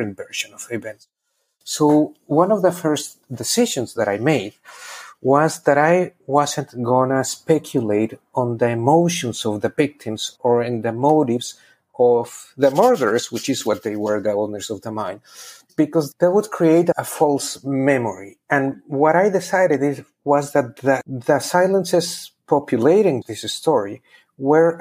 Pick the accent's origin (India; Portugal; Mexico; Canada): Mexico; Pachuca, Hidalgo; moved away as an adult; also born or lived in Berkeley, United States; now in New Orleans, United States; my hometown in Pachuca